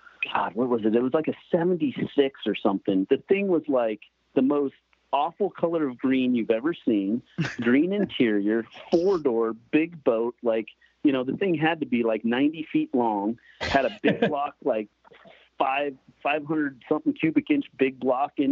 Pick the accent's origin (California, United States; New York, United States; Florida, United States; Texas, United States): California, United States; growing up in California